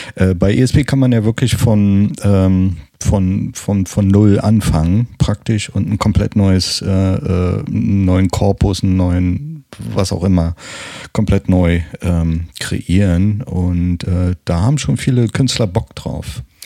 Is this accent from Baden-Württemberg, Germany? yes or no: no; Berlin, Germany; accent: Berlinerisch; ich habe nicht allzu viel Berlinert